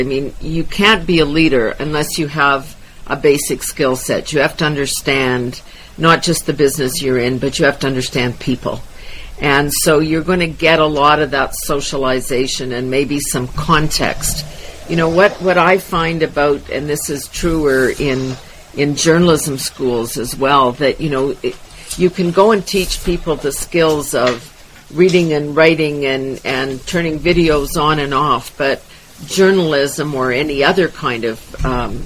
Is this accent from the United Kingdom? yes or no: no; Wadena, Saskatchewan, Canada; born and raised in Wadena, Saskatchewan